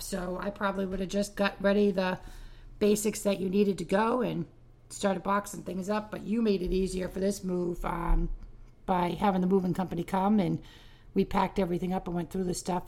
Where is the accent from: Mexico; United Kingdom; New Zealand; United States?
United States; Cape Cod, Massachusetts; growing up on the Cape